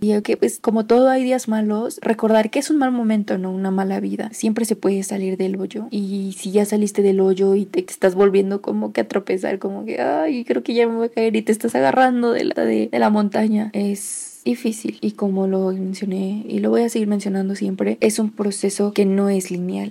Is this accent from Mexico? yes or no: yes; Toluca, State of Mexico, Mexico; soy del Estado de México, en específico de Toluca.